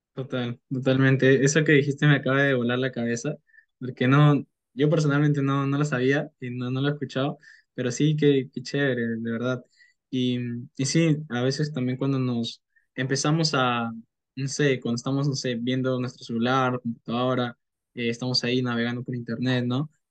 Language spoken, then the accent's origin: Spanish; Peru; tengo 19 años, soy de Perú